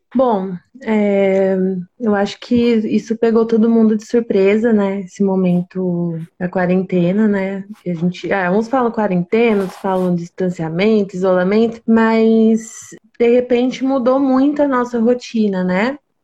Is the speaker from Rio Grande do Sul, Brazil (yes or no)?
no; interior of São Paulo, Brazil; eu sou daqui do interior de São Paulo.